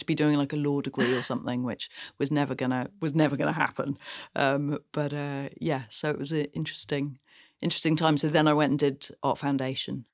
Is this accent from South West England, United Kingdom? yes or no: yes; Gloucestershire, South West England, United Kingdom; I grew up on the side of a very windy little hill in Gloucestershire